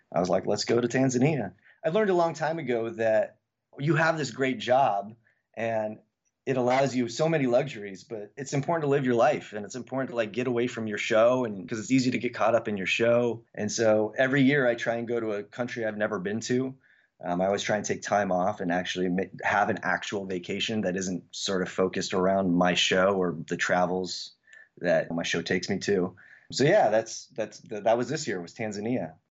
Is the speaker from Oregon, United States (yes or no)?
yes; Eugene, Oregon, United States; also born or lived in Samoa; I grew up in Eugene, Oregon, which was, that's a pretty hippie town